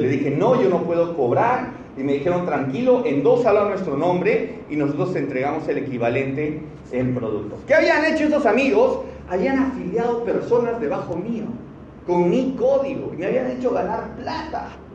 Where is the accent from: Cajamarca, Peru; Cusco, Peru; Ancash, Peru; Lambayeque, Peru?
Cusco, Peru; moved away as an adult; now in Lima, Peru; empecé en la ciudad del Cusco, yo soy cusqueño, tengo un año y medio viviendo aquí en Lima recién